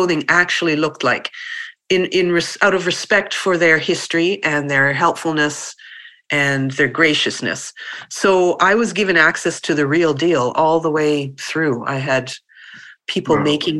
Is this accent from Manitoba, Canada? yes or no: yes; Winnipeg, Manitoba, Canada; I grew up in Winnipeg, which is about 4 hours north of Fargo, of North Dakota.